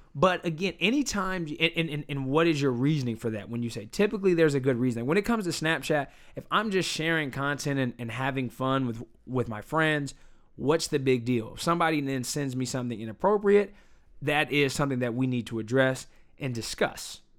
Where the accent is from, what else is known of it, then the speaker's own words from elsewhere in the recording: United States; I'm an American